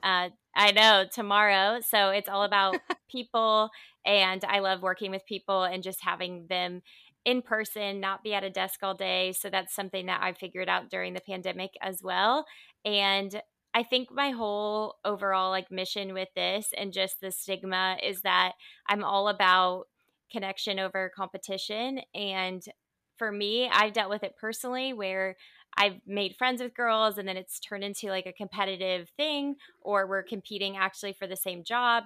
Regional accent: Indiana, United States; also born or lived in Dallas, Texas; now in Southern California, United States; I'm from Indiana originally. So, I'm actually a Midwest girl that lives out in Southern California now

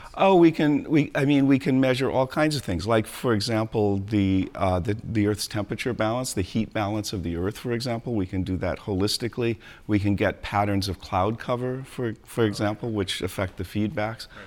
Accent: San Diego, California, United States; moved away as an adult; also born or lived in Colorado; I grew up in beaches in San Diego, California, and we always had animals and all

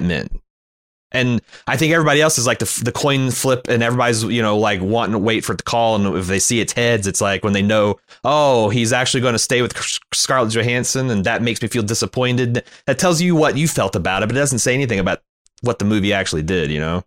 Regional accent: United States; as an American

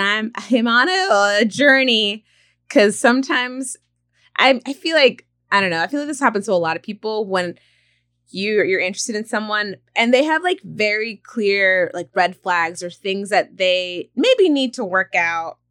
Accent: Stockton, California, United States; I grew up in Stockton

